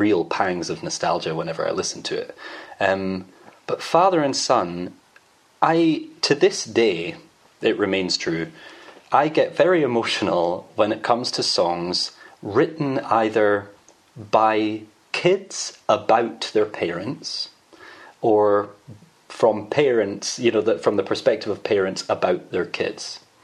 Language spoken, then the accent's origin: English; Edinburgh, Scotland, United Kingdom; I'm from Edinburgh.